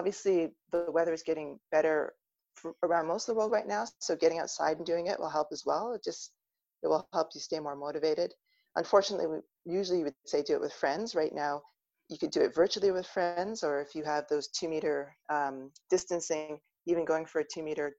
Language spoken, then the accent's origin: English; Ontario, Canada; I'm originally from Ontario.